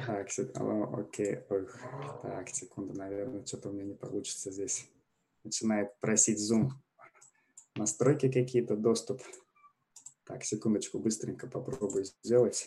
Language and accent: Russian; Russia; moved away as an adult; now in Canada; я из России, переехал в Канаду три с половиной года назад, в конце 2016 года